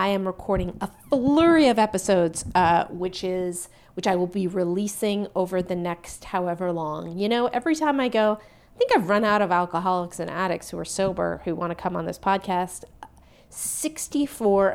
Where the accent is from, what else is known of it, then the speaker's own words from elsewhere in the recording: the Bay Area, California, United States; I'm from the Bay Area.